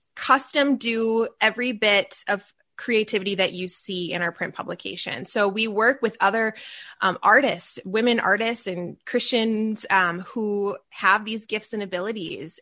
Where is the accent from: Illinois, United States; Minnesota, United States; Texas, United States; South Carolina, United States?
Minnesota, United States; Minneapolis; I am from the Minneapolis, Minnesota area. So if you hear that accent come out